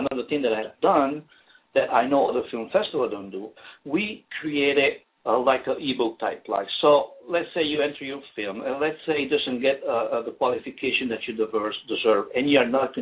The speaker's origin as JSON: {"language": "English", "region": "northern Italy", "country": "Italy", "tie": "born or raised there", "moved": "as an adult", "lives_now": "Illinois, United States", "said": "I was born and raised in a small town, northern Italy."}